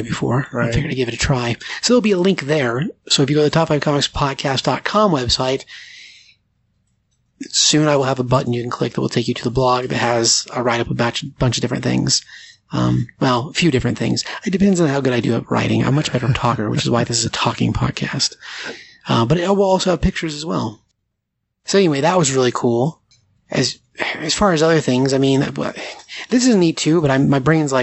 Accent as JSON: {"language": "English", "town": "Grand Junction", "region": "Colorado", "country": "United States", "said": "we're from Grand Junction."}